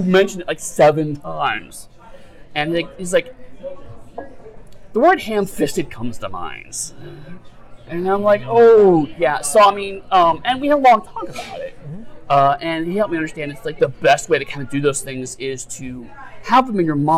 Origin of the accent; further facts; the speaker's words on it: Cleveland, Ohio, United States; My family, Irish-American, we grew up in Cleveland, strong Irish town